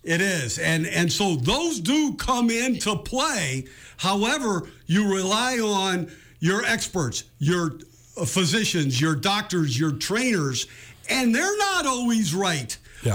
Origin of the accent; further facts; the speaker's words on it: West Coast, United States; I grew up on in the West Coast